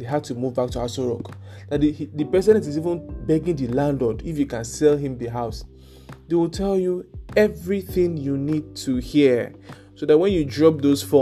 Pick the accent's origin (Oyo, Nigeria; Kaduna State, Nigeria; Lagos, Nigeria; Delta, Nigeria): Lagos, Nigeria; moved away; also born or lived in Ilorin; I grew up in Lagos